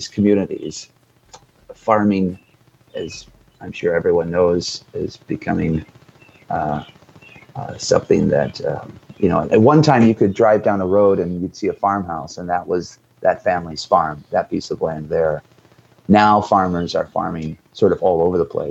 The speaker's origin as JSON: {"language": "English", "town": "Detroit", "region": "Michigan", "country": "United States", "tie": "born or raised there", "moved": "as an adult", "lives_now": "Fairgrove, United States", "said": "growing up in Metro Detroit, I was not used to this kind of area"}